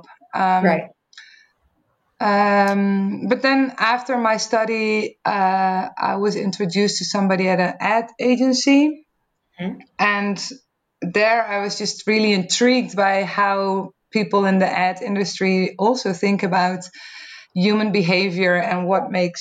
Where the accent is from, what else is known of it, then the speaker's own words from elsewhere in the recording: Netherlands; accent: Dutch; English is a second language; I grew up in the Netherlands, as you can probably hear from my accent also